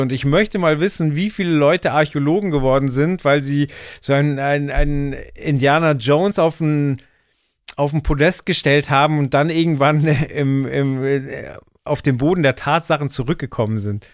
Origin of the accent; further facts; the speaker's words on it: Bavaria, Germany; Ich bin in Bayern aufgewachsen